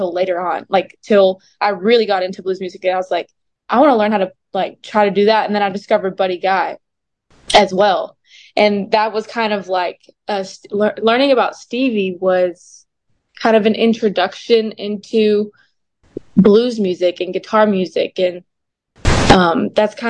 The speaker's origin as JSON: {"language": "English", "town": "Kilgore", "region": "Texas", "country": "United States", "said": "I'm from Kilgore, Texas. It's like East Texas area"}